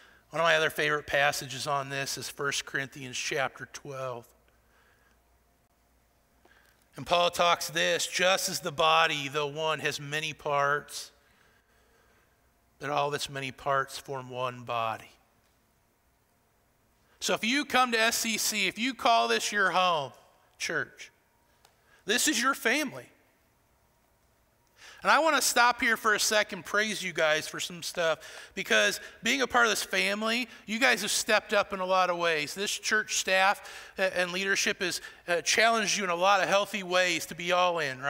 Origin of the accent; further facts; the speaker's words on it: Iowa, United States; now in Shelbyville, United States; I'm from Iowa, the best state in the country